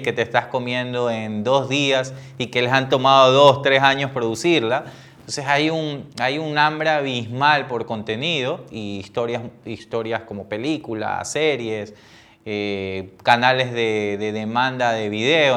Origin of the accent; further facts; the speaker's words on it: Ecuador; como ecuatoriano